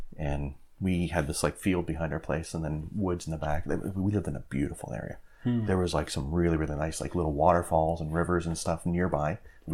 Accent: St. Thomas, Ontario, Canada; also born or lived in Oklahoma / Iowa / Georgia; I was born in St. Thomas here

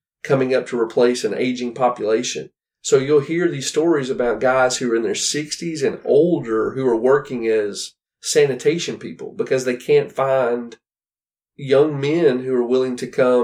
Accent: United States; me as an American

